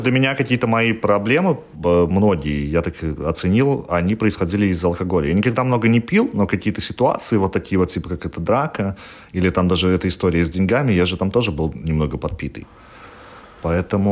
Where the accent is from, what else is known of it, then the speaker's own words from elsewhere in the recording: Belarus; moved away as an adult; now in Gdansk, Poland; я уезжал из Беларуси 4 раза